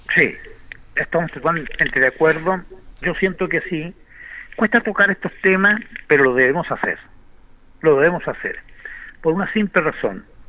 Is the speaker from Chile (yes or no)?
yes; Linares, Maule, Chile; Nosotros como linarense, que somos una radio de Linares, de nuestra villa que amamos